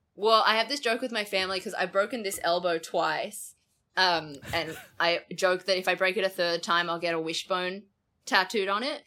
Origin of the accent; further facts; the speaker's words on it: Toowoomba, Queensland, Australia; now in Victoria, Australia; Toowoomba, my hometown